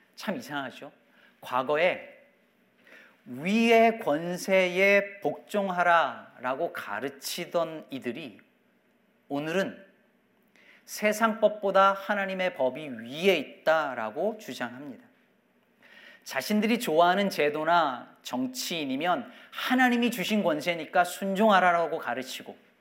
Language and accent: Korean; South Korea; moved away as an adult; now in United States; 제가 여전히 한국 사람이라는 것을 계속 알고 기억하고 있었던 거죠